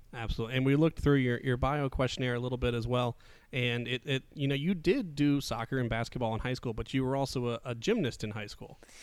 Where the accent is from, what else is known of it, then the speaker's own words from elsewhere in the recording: Midwest, United States; now in Southeast, United States; I was born in the Midwest